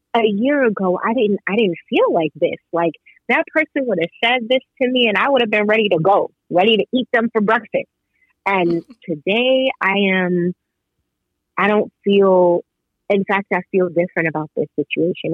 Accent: New York, United States; I'm from New York

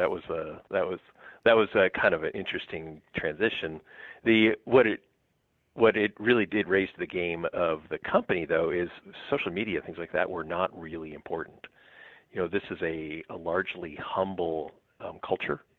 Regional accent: Southern California, United States; moved away as an adult; also born or lived in East Coast; now in Wisconsin, United States; but grew up in SoCal, and most of my career was in SoCal

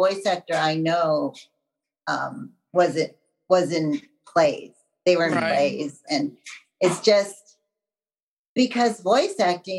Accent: Wisconsin, United States; So I'm from Wisconsin. I'm practical. Nice. What can I say? I'm a Midwest girl.

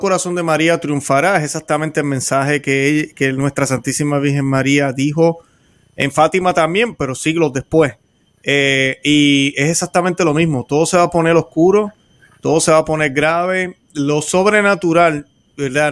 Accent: Puerto Rico; como decimos en Puerto Rico

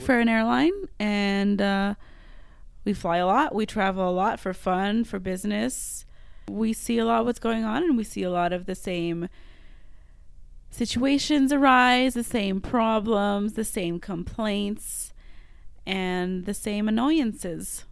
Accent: Montreal, Quebec, Canada; first language French; English is a second language; moved away as an adult; now in Western Canada; I'm from Montreal

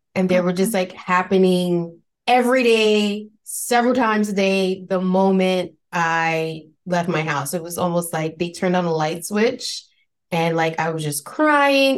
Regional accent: New York City, New York, United States; accent: Spanish Bronx accent; I'm originally from New York, from the Bronx, to be specific

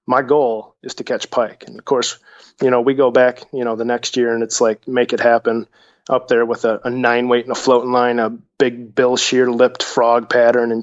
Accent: Lake Michigan, Midwest, United States; I grew up on Lake Michigan

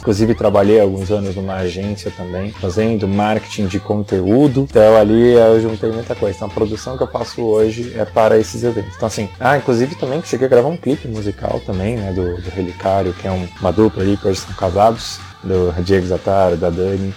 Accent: São Paulo, Brazil; also born or lived in Jacareí; Sou da cidade de São Paulo, eu nasci em São Paulo, morei em Jacareí alguns anos também

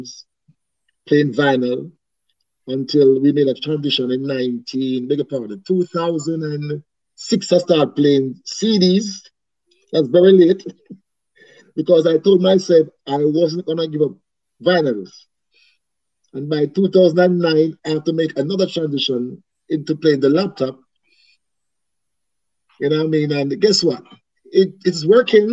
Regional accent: Kingston, Jamaica; born and raised in Kingston 13, Max Avenue, Jamaica

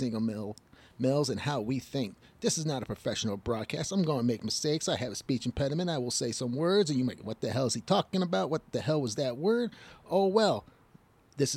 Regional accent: Detroit, Michigan, United States; also born or lived in Illinois; I'm from Detroit, Michigan

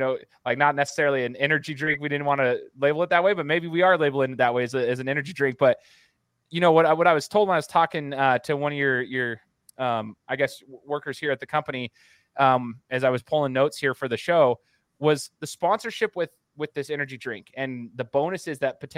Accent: Boise, Idaho, United States; I'm from Boise, Idaho. Up here in Boise

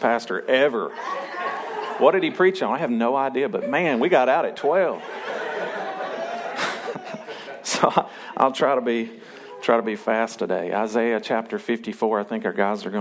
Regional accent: Arkansas, United States; I'm still Arkansan, and I was born and raised here, and this is my hometown, and I love Arkansas

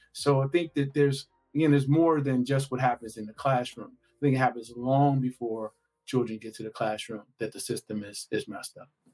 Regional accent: Gary, Indiana, United States; I'm from Gary, Indiana, and Gary was known for for its steel mill.

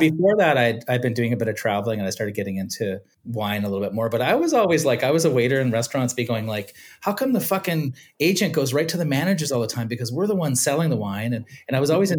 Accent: Shawnigan Lake, British Columbia, Canada; also born or lived in California; I grew up in Shawnigan Lake

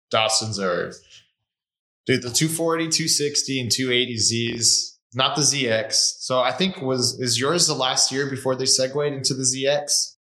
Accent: California, United States; also born or lived in Washington; now in Arizona, United States; I grew up in California, lived in Washington for a little bit.

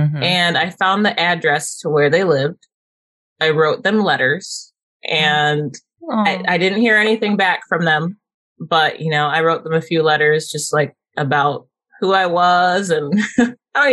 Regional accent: Southfield, Michigan, United States; also born or lived in Midland, Michigan; I was born in Detroit in Southfield, which is like a suburb of Detroit

